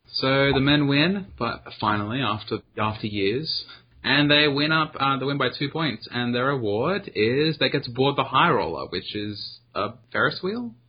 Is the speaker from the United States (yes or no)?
no; Australia; I am Australian